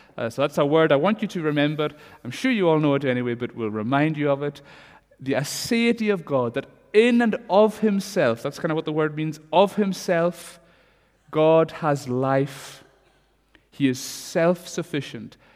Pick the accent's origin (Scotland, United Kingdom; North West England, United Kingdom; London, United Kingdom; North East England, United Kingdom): Scotland, United Kingdom; Stornoway; when I was wee growing up in Stornoway